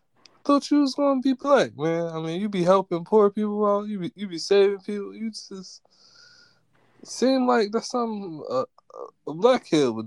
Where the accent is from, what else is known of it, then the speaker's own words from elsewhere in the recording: Philadelphia, Pennsylvania, United States; I'm from Philly. That joint was good. I'm from Philly.